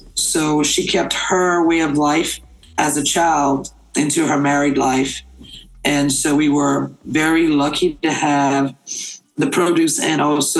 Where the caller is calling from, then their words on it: Grand Bois, Louisiana, United States; I'm coming in from Grand Bois, Louisiana, about 10 miles south of Houma. I'm a citizen of the United Houma Nation